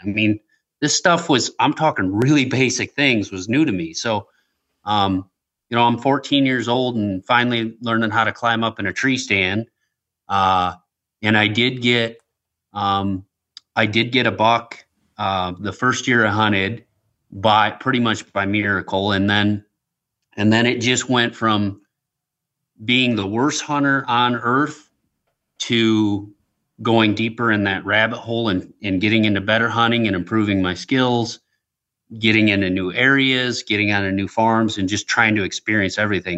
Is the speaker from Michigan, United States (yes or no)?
yes; West Michigan, United States; also born or lived in Traverse City, Michigan; Where I grew up in West Michigan